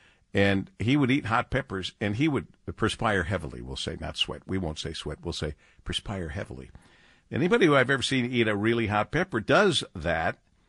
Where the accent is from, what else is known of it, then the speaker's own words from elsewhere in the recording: Monroe, Michigan, United States; now in Detroit, United States; growing up in Monroe, and that was going without saying. It was a small town.